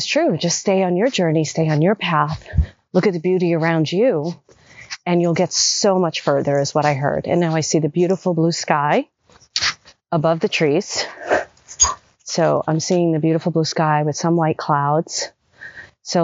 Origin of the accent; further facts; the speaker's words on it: New York City, New York, United States; moved away as an adult; also born or lived in Manhattan / Los Angeles; I grew up in Brooklyn and, you know, then Manhattan